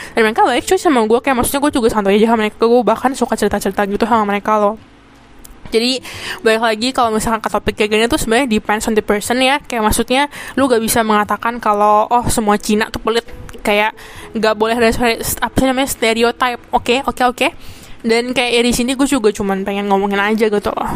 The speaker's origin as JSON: {"language": "Indonesian", "region": "Jakarta", "country": "Indonesia", "tie": "born or raised there", "moved": "as an adult", "lives_now": "Taiwan", "said": "Gua kan emang orang Jakarta. Dan gua emang born and raised di Jakarta"}